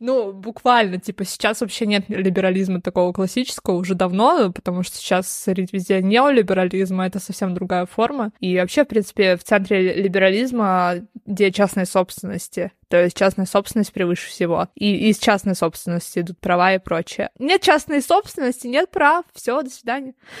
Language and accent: Russian; Moscow, Russia; потому что мы из Москвы, да, и жили в Москве